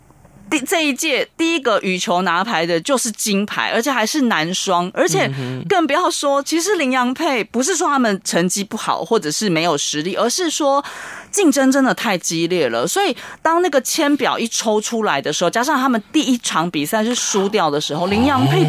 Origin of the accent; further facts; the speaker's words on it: Japan; 可是这全部是我们日本人买单的，因为国教会收了蛮多的我们讲转播权利金，